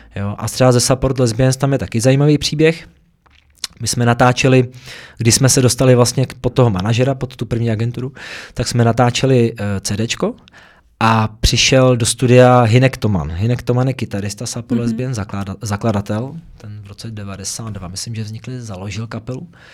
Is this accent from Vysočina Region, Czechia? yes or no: no; Prague, Czechia; v těch horních Počernicích, odkud pocházím teda, tady v Praze